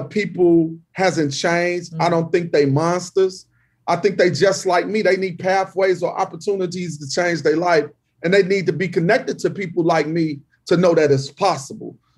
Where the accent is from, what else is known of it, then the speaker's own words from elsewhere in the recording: Chicago, Illinois, United States; I'm from the Austin community, which is numerically the most violent community in Chicago